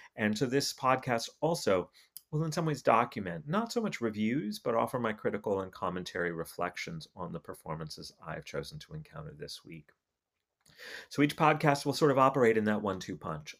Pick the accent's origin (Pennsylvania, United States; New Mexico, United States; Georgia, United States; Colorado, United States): New Mexico, United States; Albuquerque; moved away; I'm from New, Albuquerque. I've lived, I lived in Albuquerque for most of the fir, for the first decade of this, of this century.